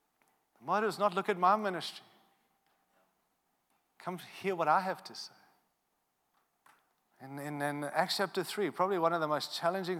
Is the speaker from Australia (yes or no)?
yes; Australia; but I am an Australian too, so I am silly